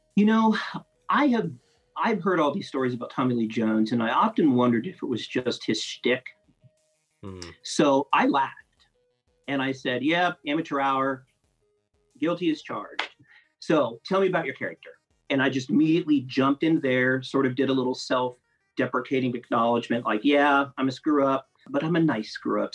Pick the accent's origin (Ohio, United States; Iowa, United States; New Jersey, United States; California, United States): Ohio, United States; Grove City; moved away as an adult; also born or lived in Columbus, Ohio; now in Atlanta, United States; I'm from Columbus, from Grove City, uh, born and bred